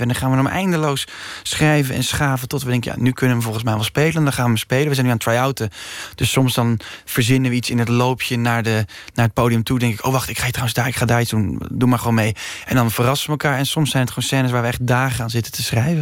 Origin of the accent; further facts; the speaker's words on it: Utrecht, Netherlands; ik ben geboren in Utrecht